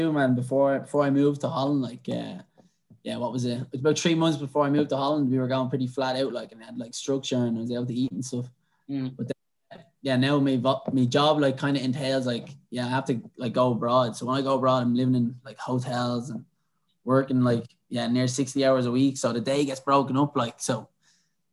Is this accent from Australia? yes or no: no; Dublin, Leinster, Ireland; moved away as an adult; also born or lived in Swords; now in Netherlands; I grew up in Dublin, went to school in Ballybuckle, hung around in Swords my whole life